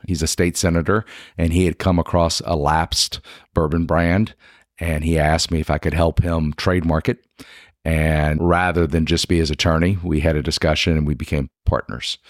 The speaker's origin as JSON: {"language": "English", "region": "South Louisiana", "country": "United States", "moved": "as an adult", "lives_now": "Lexington, United States", "said": "I'm originally from South Louisiana"}